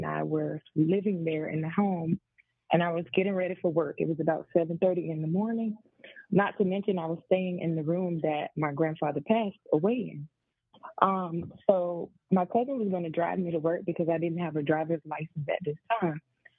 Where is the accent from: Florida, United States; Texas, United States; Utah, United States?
Florida, United States; I'm from Florida.